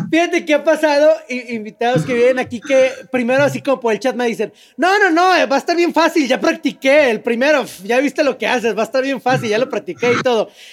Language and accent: Spanish; Mexico; yo soy de México